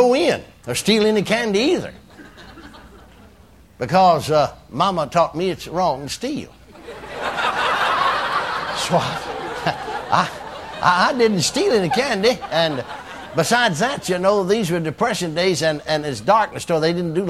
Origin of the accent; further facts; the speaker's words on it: McKinney, Texas, United States; My hometown, McKinney